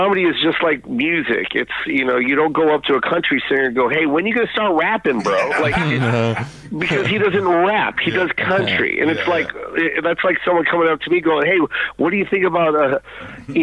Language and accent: English; Tacoma, Washington, United States; moved away as an adult; also born or lived in Los Angeles; I was from Tacoma, Washington